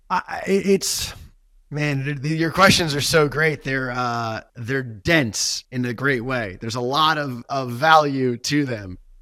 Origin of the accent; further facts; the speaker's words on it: New York, United States; moved away as an adult; now in Los Angeles, United States; I grew up in New York, left the East Coast, moved to L